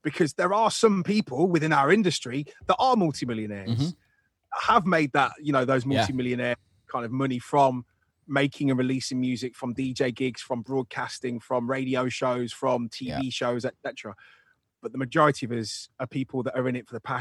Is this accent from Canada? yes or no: no; Nottingham, East Midlands, United Kingdom; there was a thing in my hometown of Nottingham called the Junior Television Workshop